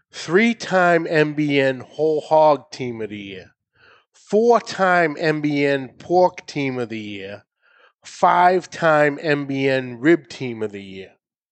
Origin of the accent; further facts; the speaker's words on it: New England, United States; I'm from New England and I barely speak English